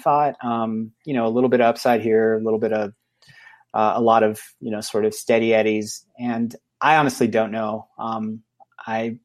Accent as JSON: {"language": "English", "region": "California", "country": "United States", "moved": "yes", "lives_now": "Idaho, United States", "said": "I'm exiled from California"}